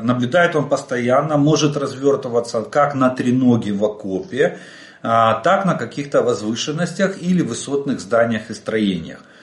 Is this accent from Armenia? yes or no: no; Ukraine; мы из Украины